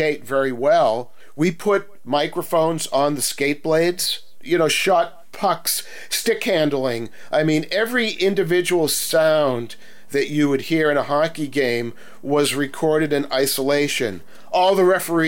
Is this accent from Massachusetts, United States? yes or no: yes; Boston, Massachusetts, United States; growing up in Boston